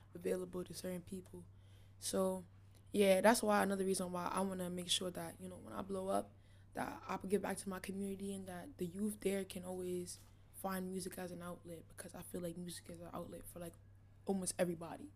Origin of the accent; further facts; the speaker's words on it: New York City, New York, United States; also born or lived in New Orleans, Louisiana; I was raised in East New York, Brooklyn